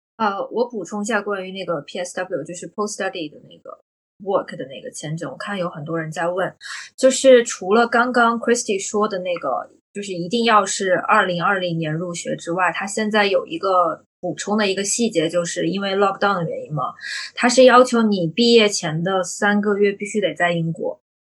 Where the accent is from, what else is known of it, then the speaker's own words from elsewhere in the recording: China; now in United Kingdom; 我们国内的学生是不能申请的